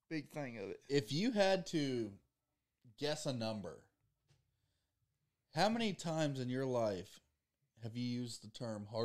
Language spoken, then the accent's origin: English; Dothan, Alabama, United States; I am from the mighty metropolis of Dothan